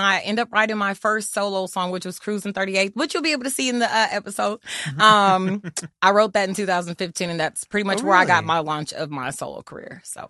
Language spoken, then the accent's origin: English; Germany; growing up in Germany, when I used to listen to … and mm-hmm. … and …, ….